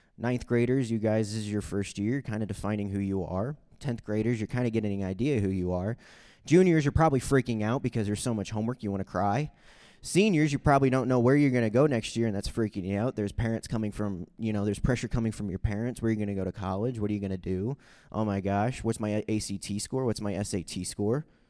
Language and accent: English; Saint Charles, Missouri, United States; also born or lived in Guatemala; I grew up in Saint Charles, Missouri, which is about thirty minutes from Saint Louis